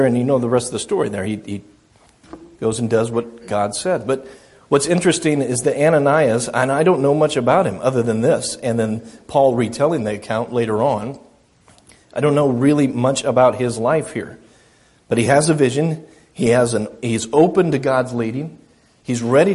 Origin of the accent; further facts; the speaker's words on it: United States; I'm American